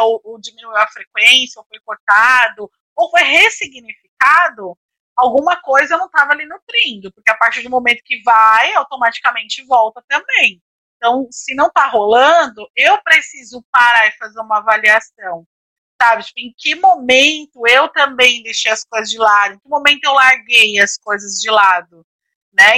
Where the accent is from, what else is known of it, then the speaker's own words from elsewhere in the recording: Brazil; a gente como brasileiro